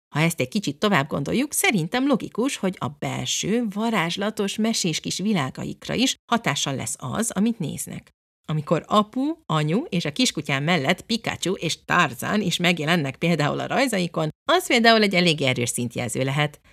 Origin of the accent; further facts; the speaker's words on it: England, United Kingdom; moved away; én, mint egy kilencvenes évek első felében cseperedő kislány Angliában, konkrétan ezeken nőttem fel